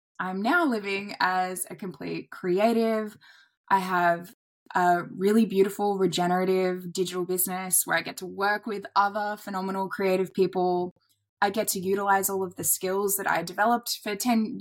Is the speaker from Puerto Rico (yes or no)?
no; Airlie Beach, Queensland, Australia; moved away; I relocated out of the city back to my hometown in Airlie Beach